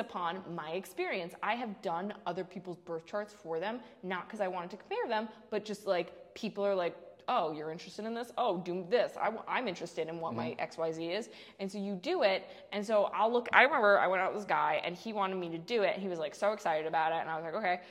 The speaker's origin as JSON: {"language": "English", "town": "Mount Kisco", "region": "New York", "country": "United States", "tie": "born or raised there", "said": "I was born in Mount Kisco Medical Center, so I was born in Mount Kisco"}